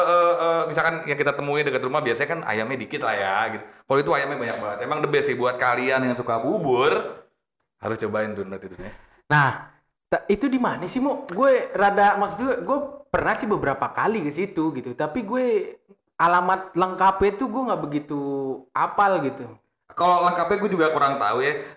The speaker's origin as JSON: {"language": "Indonesian", "town": "Bekasi", "region": "West Java", "country": "Indonesia", "tie": "born or raised there", "said": "gue kan uh, lahir di Bekasi ya, gede-gede yeah. di Bekasi."}